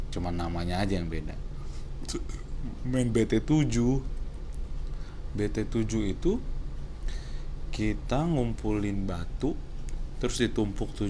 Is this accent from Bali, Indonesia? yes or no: no; Tambun, West Java, Indonesia; yang hidup keluarga gue yang ada di Tambun ya gue besar di Tambun di sebuah Perumahan yang isinya campur dari suku, agama.